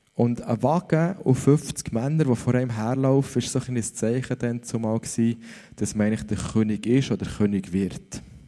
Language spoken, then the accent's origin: German; Switzerland; dass ich in der Schweiz aufgewachsen bin